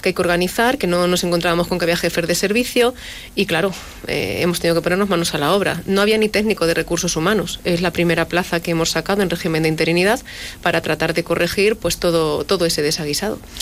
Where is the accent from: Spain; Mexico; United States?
Spain; La Solana, Castilla-La Mancha; mi pueblo